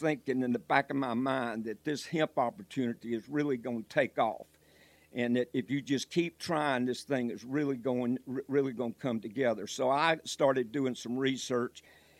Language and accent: English; Georgia, United States; also born or lived in Michigan; now in North Carolina, United States; when I came to North Carolina, I moved down here originally from Georgia. I lived in Michigan.